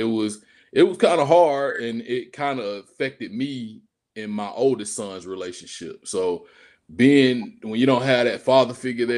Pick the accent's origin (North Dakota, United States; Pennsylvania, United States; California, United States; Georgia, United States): Georgia, United States; also born or lived in Washington, D.C.; So, yeah, I was raised in Georgia, but I was born in D.C. Yeah, due to my father's military status.